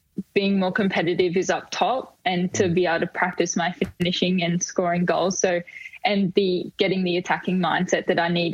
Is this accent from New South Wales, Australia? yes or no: no; Queensland, Australia; moved away as an adult; now in Melbourne, Australia; I'm from Queensland